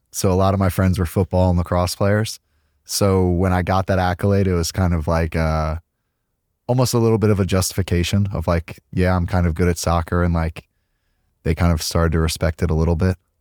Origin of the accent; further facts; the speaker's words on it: Hicksville, New York, United States; moved away as an adult; I grew up in Long Island, New York, a small town called Hicksville.